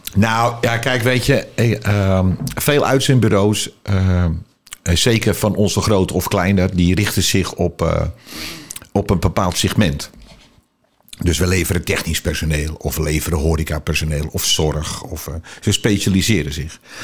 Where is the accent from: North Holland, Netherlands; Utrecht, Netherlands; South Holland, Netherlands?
North Holland, Netherlands; Alkmaar; ik ben geboren in Alkmaar, in de Oud Overdie, voor de kenners